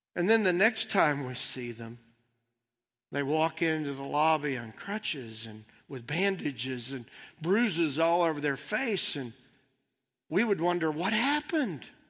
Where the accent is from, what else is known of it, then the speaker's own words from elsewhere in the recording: United States; Those are the only lenses that I have growing up here